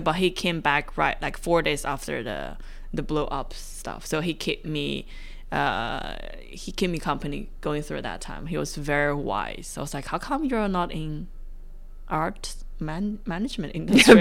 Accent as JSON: {"language": "English", "country": "China", "moved": "yes", "lives_now": "Australia", "said": "I'm from China"}